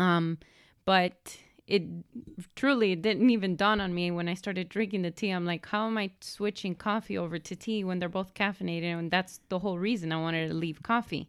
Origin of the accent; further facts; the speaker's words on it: Miami, Florida, United States; I was born here in Miami, born and raised